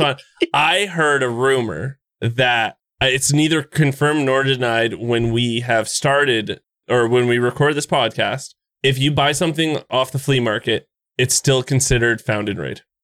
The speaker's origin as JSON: {"language": "English", "country": "Canada", "said": "I'm Canadian"}